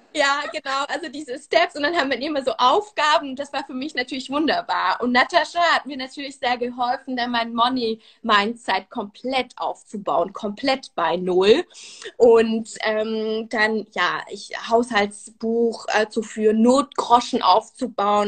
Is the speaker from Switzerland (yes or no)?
yes; Switzerland; first language Swiss German and French; German is a second language; also born or lived in France; now in Berlin, Germany; bin Schweizerin und äh, Französin. Also meine Muttersprachen sind Schweizerdeutsch und Französisch, also Deutsch äh, ist nicht meine Muttersprache.